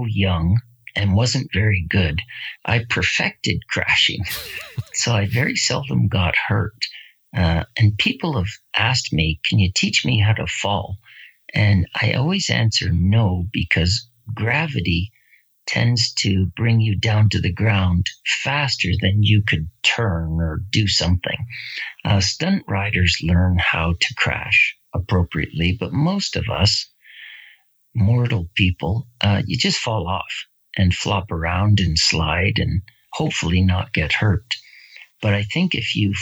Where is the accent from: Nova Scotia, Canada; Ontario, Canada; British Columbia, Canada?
Ontario, Canada; Barrie